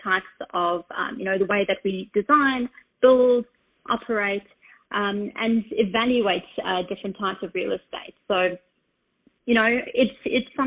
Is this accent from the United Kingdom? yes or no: no; Australia; now in New York, United States; I'm situated in New York. I'm Australian, in case you're trying to guess my accent.